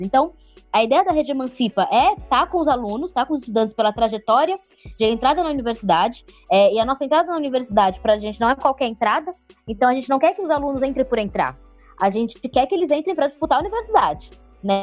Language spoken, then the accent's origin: Portuguese; Santos, São Paulo, Brazil; moved away as an adult; now in São Paulo, Brazil; Eu sou de Santos, sou natural de lá. Vim para São Paulo